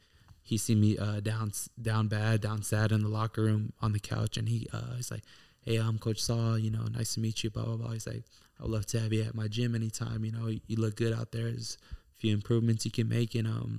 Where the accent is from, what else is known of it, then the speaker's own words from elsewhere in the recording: Houston, Texas, United States; I was born and raised in Houston.